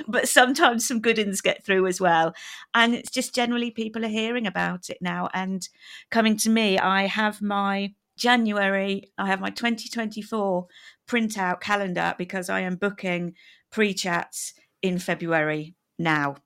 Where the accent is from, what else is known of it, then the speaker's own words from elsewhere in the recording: United Kingdom; as a Brit